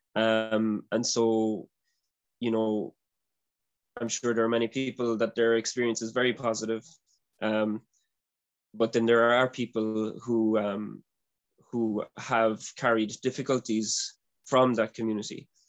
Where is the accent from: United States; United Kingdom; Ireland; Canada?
Ireland; I'm from Ireland